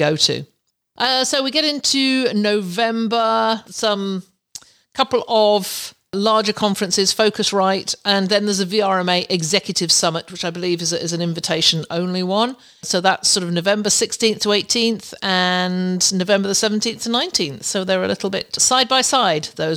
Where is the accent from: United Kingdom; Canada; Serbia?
Canada; I'm a Canadian